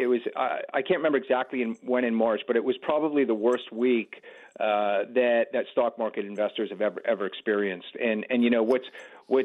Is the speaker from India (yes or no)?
no; Canada; as a Canadian and as a music lover